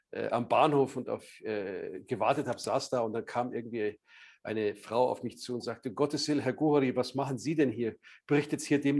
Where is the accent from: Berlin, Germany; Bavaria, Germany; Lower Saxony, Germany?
Bavaria, Germany; Munich; ich bin selber auch also Münchner, also ich bin in Bayern aufgewachsen.